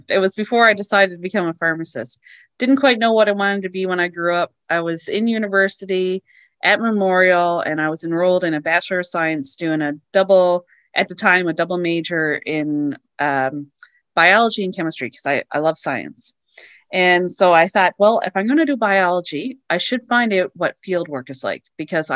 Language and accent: English; Newfoundland and Labrador, Canada; moved away; also born or lived in White Point / Fox Harbour; I grew up in Labrador